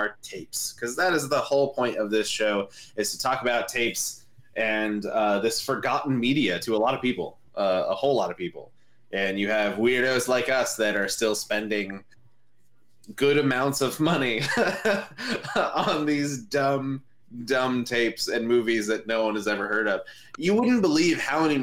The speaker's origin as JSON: {"language": "English", "region": "Southern California", "country": "United States", "said": "I am from Southern California."}